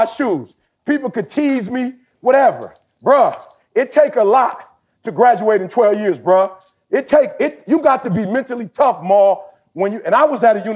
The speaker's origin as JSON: {"language": "English", "country": "United States", "also_born_or_lived": "Chicago / Detroit", "said": "I'm from Chicago. I'm from the D"}